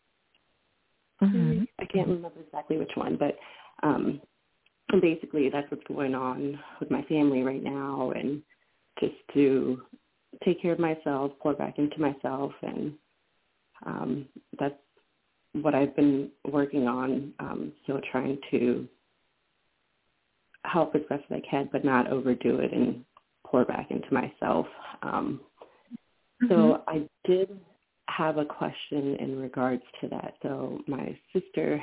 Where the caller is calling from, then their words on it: Maryland, United States; I am calling from Maryland